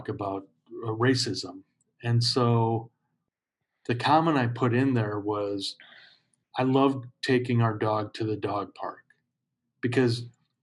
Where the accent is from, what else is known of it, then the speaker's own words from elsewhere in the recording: Chicago, Illinois, United States; growing up in Chicago